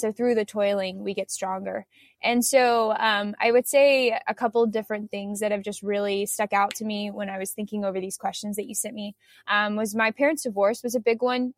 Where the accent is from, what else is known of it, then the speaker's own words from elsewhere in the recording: United States; growing up in the United States